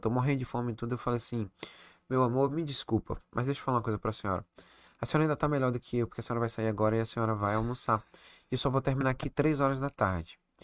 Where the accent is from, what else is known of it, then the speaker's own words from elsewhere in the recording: Recife, Pernambuco, Brazil; also born or lived in Salvador, Bahia / Toronto; now in Manaus, Brazil; nasci em, em, Salvador, criei em Recife, e Recife eu vivia de bermuda, sandália